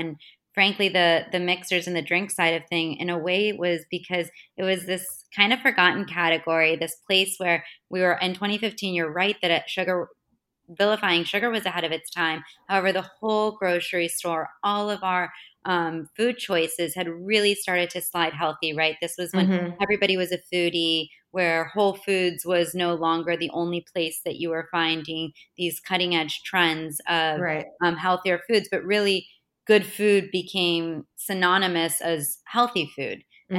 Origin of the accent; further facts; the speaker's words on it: Florida, United States; also born or lived in Boston, United States; Yeah, so I grew up in Florida and in Boston.